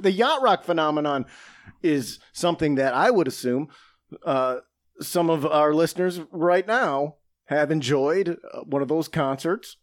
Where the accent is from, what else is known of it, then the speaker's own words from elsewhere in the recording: Saginaw, Michigan, United States; my hometown of Saginaw, Michigan